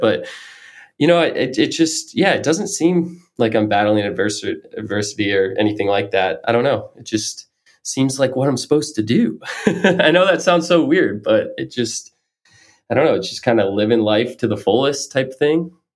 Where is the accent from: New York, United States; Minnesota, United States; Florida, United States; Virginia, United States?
Florida, United States; now in Maine, United States; I grew up in Florida